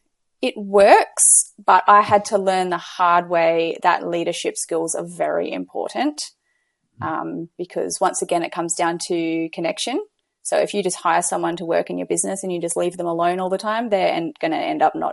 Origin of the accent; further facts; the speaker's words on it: Gold Coast, Queensland, Australia; I'm from Australia on the Gold Coast.